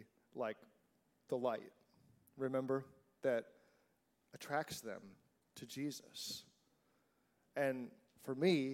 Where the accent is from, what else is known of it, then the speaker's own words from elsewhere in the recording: United States; I'm an American.